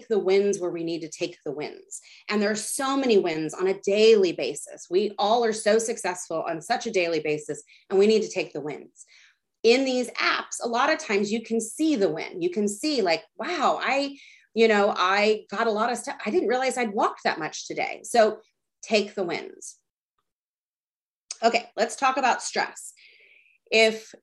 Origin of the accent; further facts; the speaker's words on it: Texas, United States; I grew up in Texas.